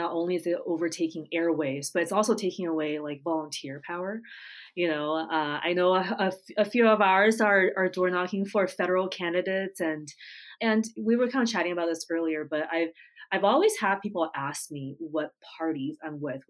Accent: United States; also born or lived in Japan; I grew up in the States, not too far from New York City

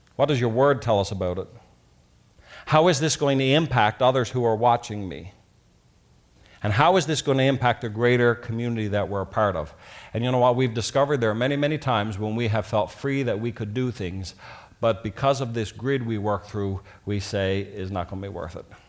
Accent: Newfoundland and Labrador, Canada; when I was growing up in Newfoundland

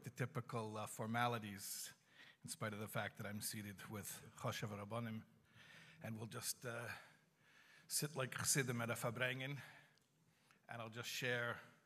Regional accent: Chicago, Illinois, United States; I'm from Chicago, I didn't grow up in Crown Heights

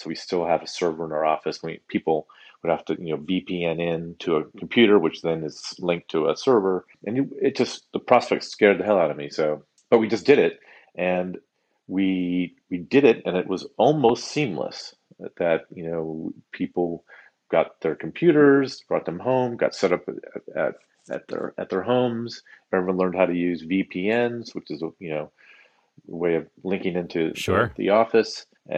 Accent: Palo Alto, California, United States; I grew up in Palo Alto, California, and had a sort of a sunny childhood there

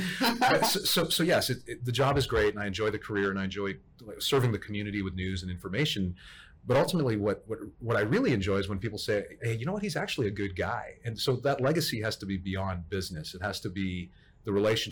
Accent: Toronto, Ontario, Canada; now in Dallas, United States; I grew up in Toronto, Canada

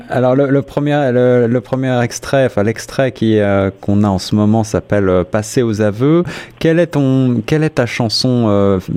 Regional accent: France; accent: French; now in Toronto, Canada; c'est moi qui prononce avec mon accent français

